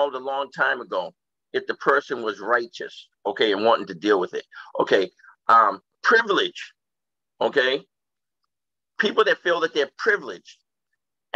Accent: Boston, Massachusetts, United States; now in Brockton, United States; Brockton, and I grew up in Boston.

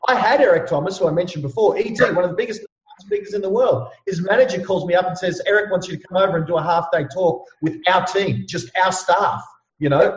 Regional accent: Ipswich, Queensland, Australia; I grew up in Ipswich. I'm a bit of a you know um, a knockabout lad, as you can imagine. I mean, you can hear it in my voice

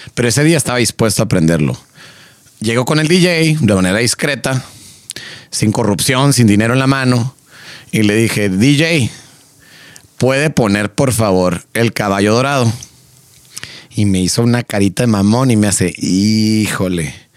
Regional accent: Mexico; somos mexicanos

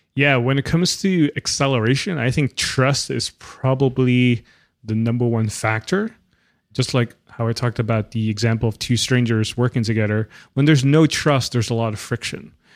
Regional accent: Netherlands; I grew up in the Netherlands

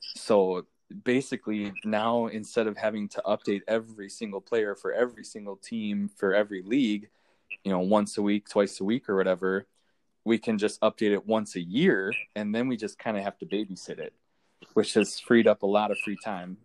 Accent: Minnesota, United States; So I live in Minnesota. I'm I'm from Minnesota

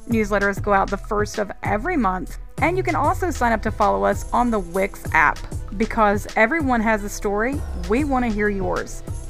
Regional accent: North Carolina, United States; my home state of North Carolina, while also featuring local writers from my backyard right here in the beautiful Blue Ridge Mountains of Allegheny County.

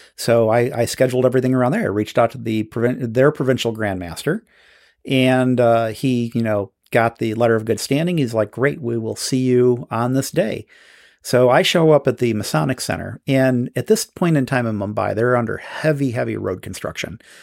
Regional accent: United States; I'm from America

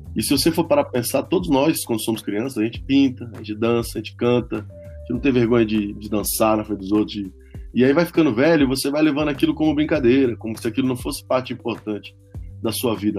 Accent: Brasília, Federal District, Brazil; also born or lived in São Paulo; A gente cresceu em Brasília

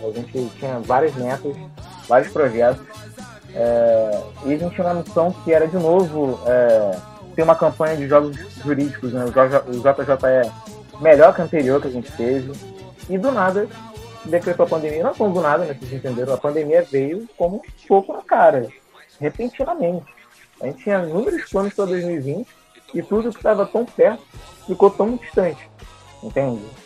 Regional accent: Rio de Janeiro, Brazil; A gente é carioca

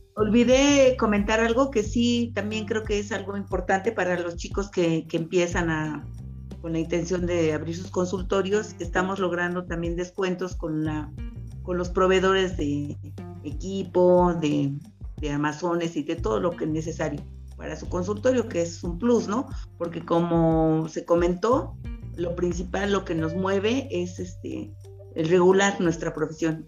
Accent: Mexico; como mexicanos

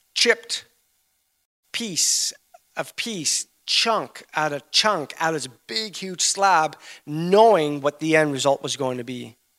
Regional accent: Canada; we're, we're from Canada.

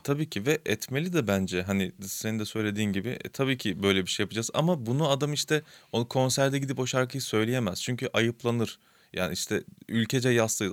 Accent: Istanbul, Turkey; ben de işte Kasımpaşa'da büyüdüm.

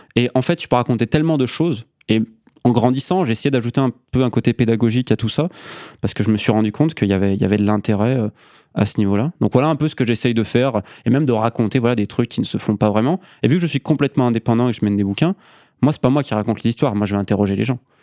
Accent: Isère, Auvergne-Rhône-Alpes, France; moved away as an adult; also born or lived in Scotland / England; now in Andalusia, Spain; je suis un Isérois, 26 euh, ans. Euh, donc j'ai grandi dans l'Isère profonde

